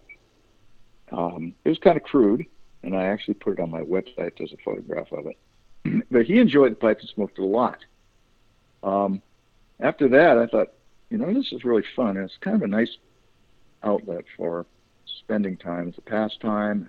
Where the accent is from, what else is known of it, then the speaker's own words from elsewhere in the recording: Los Angeles, California, United States; I grew up, did my formative years in San Fernando Valley. Grew up and went through high school there